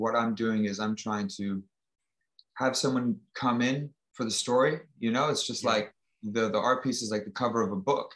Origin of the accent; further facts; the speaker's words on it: Florida, United States; also born or lived in Mississauga, Ontario, Canada / Vaughan, Ontario, Canada / Las Vegas / London; now in Manhattan, United States; I was born in Mississauga, in between there and Toronto, and then came into the States in the early 90s and ended up growing up on a beach in Florida.